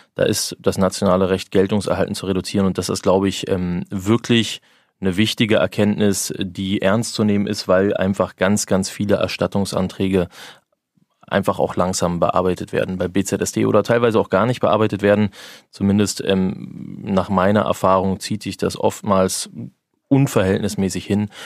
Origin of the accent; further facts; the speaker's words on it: Berlin, Germany; also born or lived in Frankfurt (Oder); ich bin Berliner